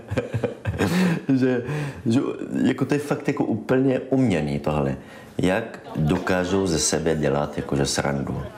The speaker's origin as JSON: {"language": "Czech", "country": "Israel", "second_language": "Czech", "moved": "as an adult", "lives_now": "Brno, Czech Republic", "said": "Jsem palestinec z Izraele."}